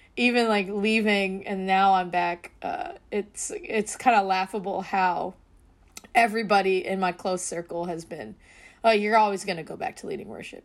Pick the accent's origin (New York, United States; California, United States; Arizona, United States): California, United States; the Bay Area; growing up in the Bay in a huge Filipino family